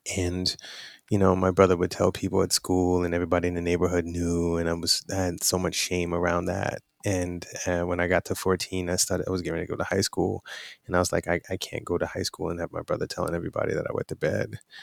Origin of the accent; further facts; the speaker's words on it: New York City, New York, United States; I'm from Brooklyn, New York.